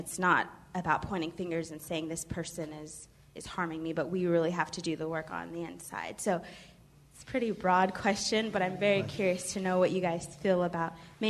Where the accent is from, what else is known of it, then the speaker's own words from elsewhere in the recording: California, United States; also born or lived in Africa; now in Baltimore, United States; I am originally from California, but I've been in Baltimore for about 7 years. I'm an alum from Morgan State